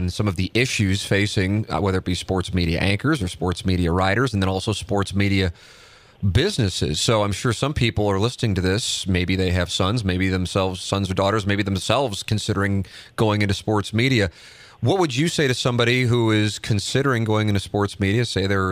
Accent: St. Louis, Missouri, United States; get to my hometown at the age of 23 as an anchor.

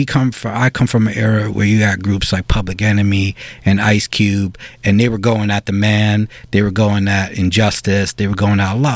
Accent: New York City, New York, United States; I'm a New Yorker. I went to high school here. I grew up here.

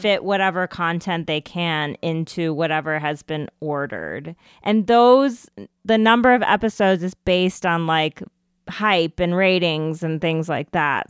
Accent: United States; an Indian American

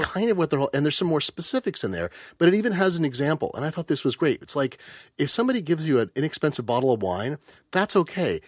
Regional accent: Eugene, Oregon, United States; I grew up in Eugene, Oregon, home of the superannuated hippie

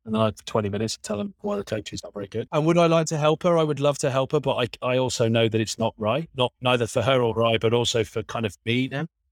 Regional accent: Berkshire, South East England, United Kingdom; I grew up in the south of England, in Berkshire.

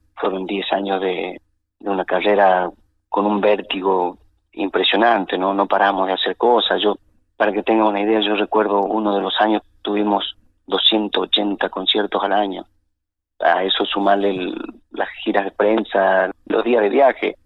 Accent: Chaco Salteño, Salta, Argentina; El chaco salteño, la familia

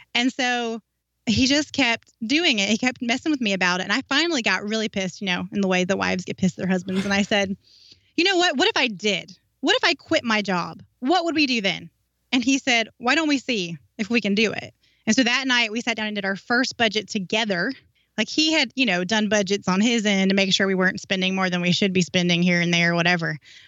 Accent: North Carolina, United States; moved away as an adult; North Carolina.

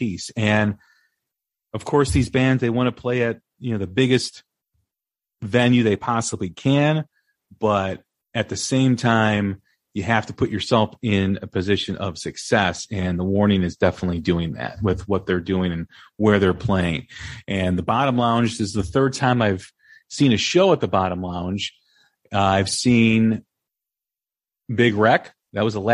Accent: Des Plaines, Illinois, United States; I grew up in Des Plaines

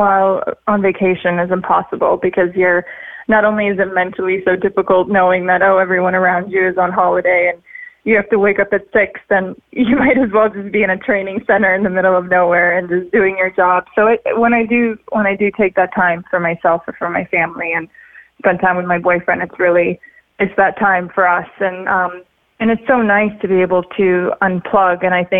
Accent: Sochi, Krasnodar Krai, Russia; English is a second language; also born or lived in Siberia / Florida; now in Los Angeles, United States; I grew up in Sochi in Russia, even though I was born in Siberia. Then I was in Florida, and now I spend a lot of time in Los Angeles.

